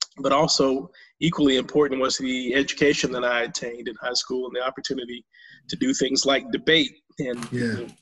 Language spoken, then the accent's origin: English; High Point, North Carolina, United States; I'm growing up in High Point in that work ethic